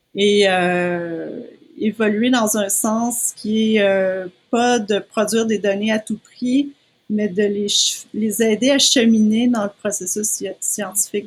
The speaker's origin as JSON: {"language": "French", "region": "Quebec", "country": "Canada", "tie": "born or raised there", "also_born_or_lived": "United States", "moved": "as an adult", "said": "je suis née au Québec, je suis restée au Québec toute ma vie"}